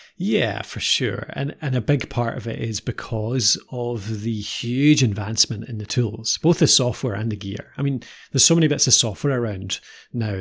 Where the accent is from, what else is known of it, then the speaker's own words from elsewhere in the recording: Edinburgh, Scotland, United Kingdom; I, uh, was originally Edinburgh, and nowadays we, uh, live a bit further north.